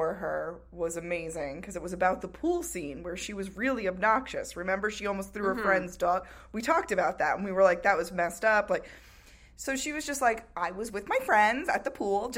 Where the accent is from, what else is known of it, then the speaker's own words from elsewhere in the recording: Long Island, New York, United States; I'm just from Long Island. Like, that's our cultural language.